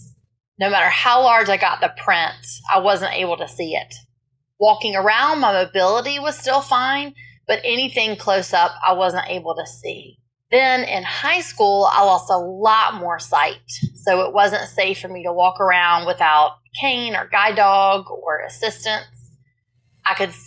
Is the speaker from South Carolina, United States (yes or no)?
yes; South Carolina, United States; I was born and raised in South Carolina